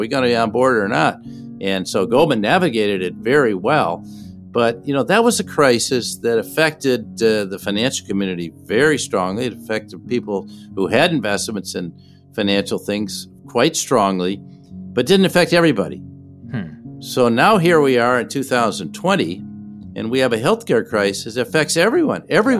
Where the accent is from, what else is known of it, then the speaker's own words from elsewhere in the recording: Minneapolis, Minnesota, United States; In Minneapolis, my hometown, we had the killing of George Floyd by police officers.